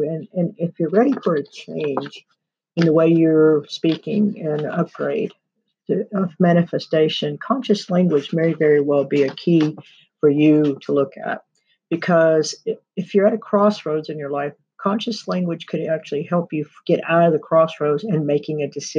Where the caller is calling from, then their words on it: Pike Creek, Texas, United States; I'm recording from the Deer Creek Sanctuary in Pike Creek, Texas.